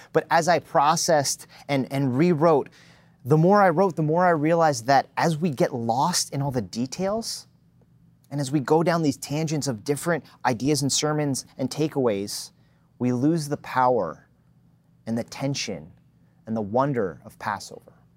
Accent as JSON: {"language": "English", "region": "New Jersey", "country": "United States", "tie": "born or raised there", "moved": "yes", "said": "I was born and raised in New Jersey"}